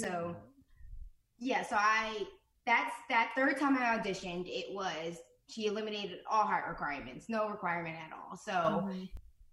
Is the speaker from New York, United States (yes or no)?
no; New Jersey, United States; moved away as an adult; also born or lived in Los Angeles, United States; I'm from New Jersey, so I would like travel into the city by bus